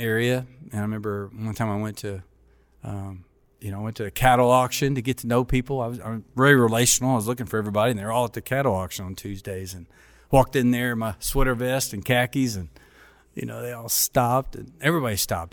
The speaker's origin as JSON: {"language": "English", "town": "Paducah", "region": "Kentucky", "country": "United States", "tie": "born or raised there", "also_born_or_lived": "Germany", "said": "I grew up in a small town in Kentucky"}